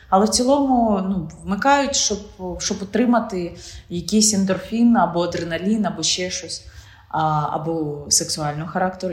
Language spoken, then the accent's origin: Ukrainian; Ukraine; Ти ж українка